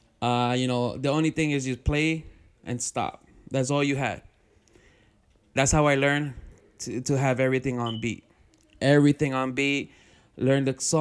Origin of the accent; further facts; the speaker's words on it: New Jersey, United States; I was born here in Jersey. So my parents are Ecuadorians